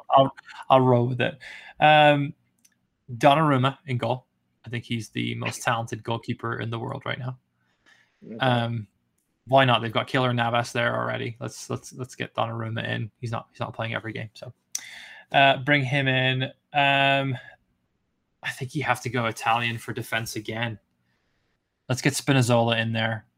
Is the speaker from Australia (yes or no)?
no; Carmarthen, Wales, United Kingdom; moved away; my hometown team, Carmarthen